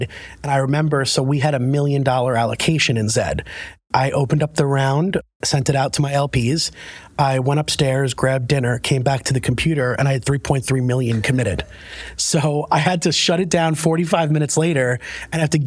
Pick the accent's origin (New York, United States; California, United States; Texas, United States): New York, United States; New York City; moved away as an adult; now in Connecticut, United States; I'm a New Yorker through and through. I lived in New York my entire life